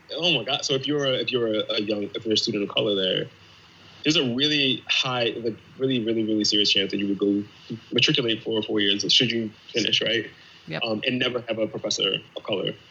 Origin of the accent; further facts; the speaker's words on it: Pennsylvania, United States; I'm from Pennsylvania